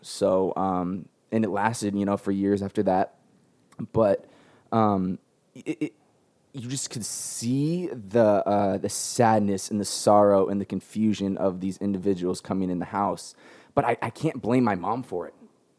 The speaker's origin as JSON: {"language": "English", "town": "San Diego", "region": "California", "country": "United States", "tie": "born or raised there", "said": "I'm born and raised in San Diego. I live with my mom and my grandmother."}